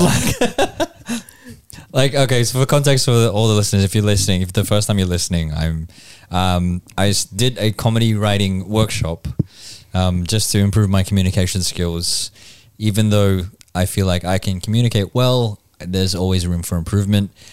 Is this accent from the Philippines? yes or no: yes; Philippines; now in Australia; there's being Filipino